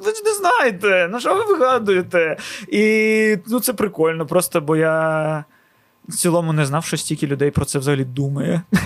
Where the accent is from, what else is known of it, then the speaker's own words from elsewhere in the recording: Odesa, Odesa Oblast, Ukraine; first language Russian; Ukrainian is a second language; я з Одеси і першу українську мову почув від людей з їх ртів, а не з телевізора у 18 років